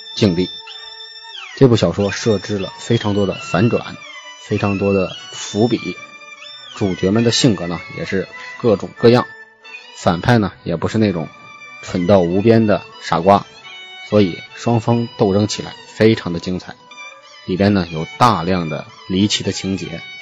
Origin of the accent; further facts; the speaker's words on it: Hebei, China; 作为一个河北人呢，我从小就非常喜欢武侠故事，特别崇拜金庸